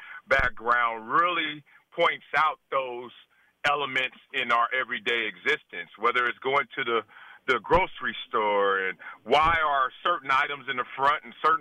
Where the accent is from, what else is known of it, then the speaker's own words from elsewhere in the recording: Compton, California, United States; now in South Central, United States; In simple, I'm a guy from Compton whose mother and father wanted a better life for me.